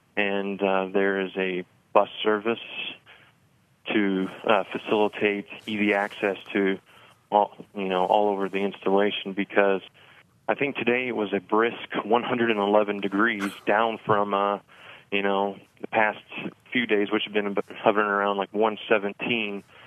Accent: Evansville, Indiana, United States; also born or lived in Bloomington, Indiana; I enlisted uh, with the 163rd Field Artillery Battalion in Evansville where I was born and raised

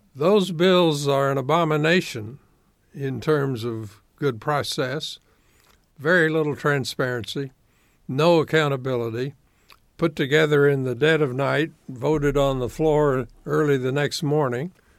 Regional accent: Evansville, Indiana, United States; also born or lived in Florida / Chattanooga, Tennessee; as a very young man, seventh or eighth grader, I moved to Evansville, Indiana.

